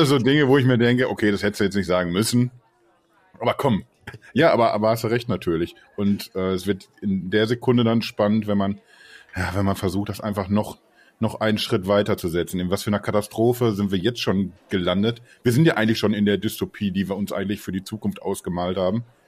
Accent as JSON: {"language": "German", "area": "Ruhr area", "region": "North Rhine-Westphalia", "country": "Germany", "said": "Sagt man bei uns im Ruhrgebiet"}